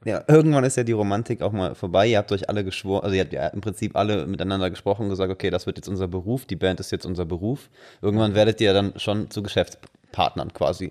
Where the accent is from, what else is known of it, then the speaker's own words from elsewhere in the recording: Wuppertal, North Rhine-Westphalia, Germany; moved away as an adult; ich bin …, also ich komme aus Wuppertal eigentlich und bin zu dem Zeitpunkt zum Studium äh, hier rüber gekommen